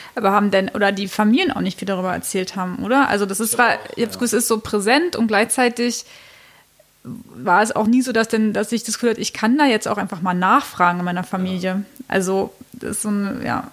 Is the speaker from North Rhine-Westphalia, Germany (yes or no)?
no; Cottbus, Brandenburg, Germany; also born or lived in East Berlin; ich bin dann aber in Cottbus, genau, in Südbrandenburg groß geworden